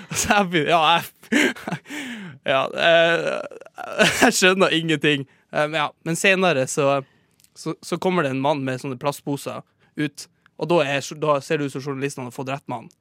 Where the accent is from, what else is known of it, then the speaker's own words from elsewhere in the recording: Sortland, Nordland, Norway; moved away; på Sortland, der jeg er fra